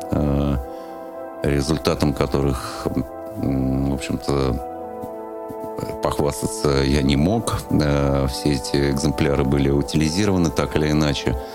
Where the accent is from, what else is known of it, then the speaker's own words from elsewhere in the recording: Moscow, Russia; А, я родился в Москве а, в феврале 67 года, 1967 года. Ходил в детский сад на Комсомольском проспекте. Вот, ездил туда на троллейбусе номер 28.